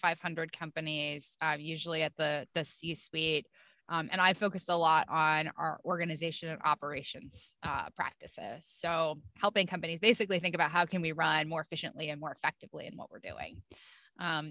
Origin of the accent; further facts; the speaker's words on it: upstate New York, United States; moved away; Grew up in upstate New York, pretty close to the Canadian border, in a small, very cold and snowy town.